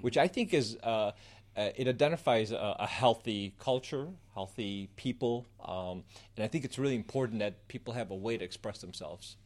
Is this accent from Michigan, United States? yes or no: yes; Southeast Michigan, United States; moved away as an adult; also born or lived in Egypt; now in Chicago, United States; I was born in Egypt, raised in Southeast Michigan, moved here about ten years ago